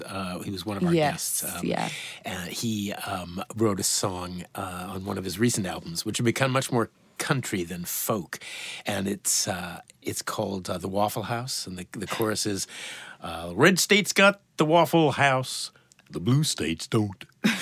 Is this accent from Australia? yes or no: no; Canada; I'm from Canada, not mm-hmm. America